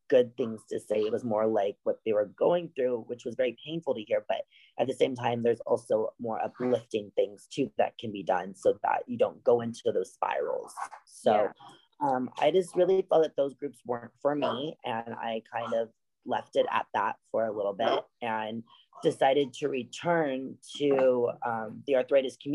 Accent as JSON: {"language": "English", "town": "Los Angeles", "region": "California", "country": "United States", "said": "I'm from Los Angeles, California"}